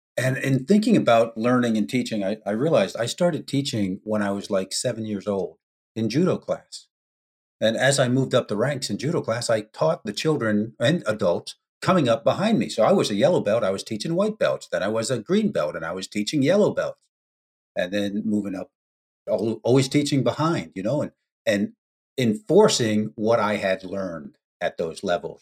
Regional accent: United States; moved away as an adult; also born or lived in Italy; as an American

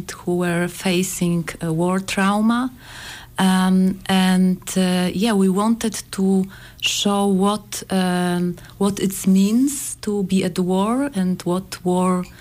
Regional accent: Poland; we are from Poland

